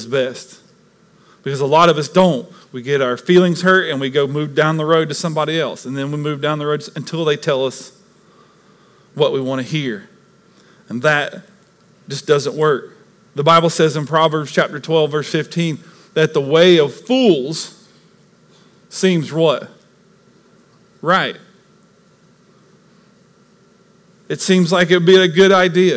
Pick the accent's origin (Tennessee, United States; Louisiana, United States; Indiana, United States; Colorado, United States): Tennessee, United States; East; moved away; where I grew up in East Tennessee, we had lakes all around us